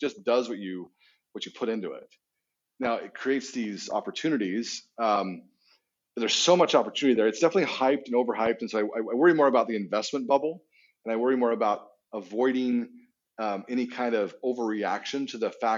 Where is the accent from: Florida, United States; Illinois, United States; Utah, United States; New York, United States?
Utah, United States; I grew up in Utah, so not Texas.